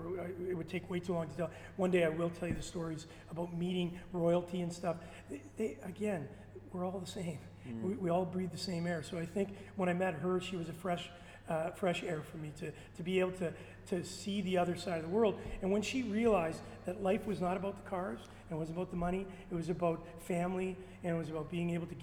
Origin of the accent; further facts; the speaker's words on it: Winnipeg, Manitoba, Canada; moved away; also born or lived in Toronto; I'm from Winnipeg